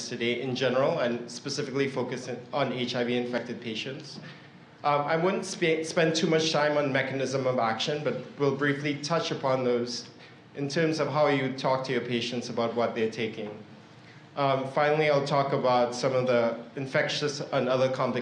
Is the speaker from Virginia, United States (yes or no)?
no; Northern California, United States; I'm from Northern California